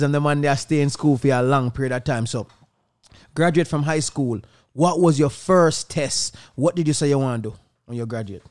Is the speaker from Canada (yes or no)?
no; Jamaica; Growing up in Jamaica